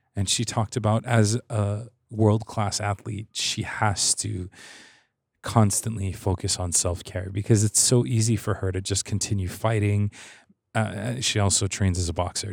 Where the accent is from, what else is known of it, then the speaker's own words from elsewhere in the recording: Hawaii, United States; I'm from Hawaii, so we don't really have seasons